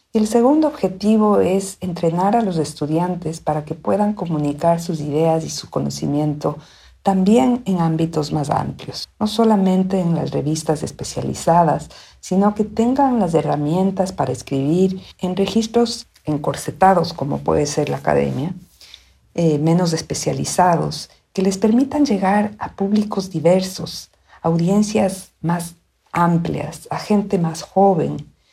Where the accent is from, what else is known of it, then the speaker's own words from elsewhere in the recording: Quito, Pichincha, Ecuador; moved away as an adult; also born or lived in United States; now in Austin, United States; soy quiteña, vivo en los Estados Unidos donde vine a estudiar una maestría por un año y ya llevo 30